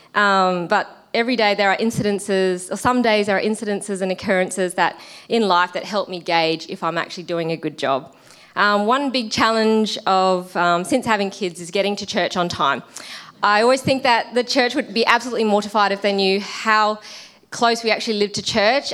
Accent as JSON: {"language": "English", "country": "Australia", "said": "I'm Australian and my husband is Kiwi"}